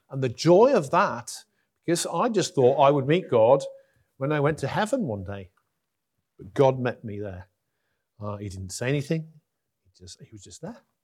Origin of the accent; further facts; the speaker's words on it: Huddersfield, Yorkshire and the Humber, United Kingdom; also born or lived in Durham; I'm from Huddersfield